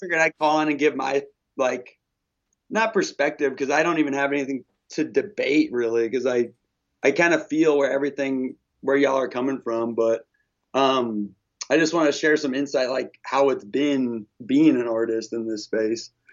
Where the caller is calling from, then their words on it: Olympia, Washington, United States; I'm calling from Olympia, Washington